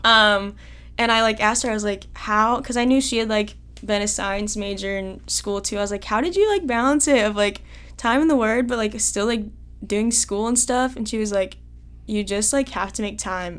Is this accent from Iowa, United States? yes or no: yes; Carlisle, Iowa, United States; I'm from Carlisle